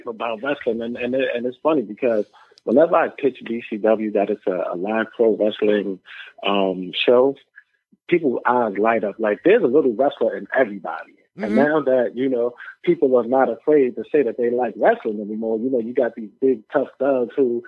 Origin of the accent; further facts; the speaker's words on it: New York City, New York, United States; I am from Brownsville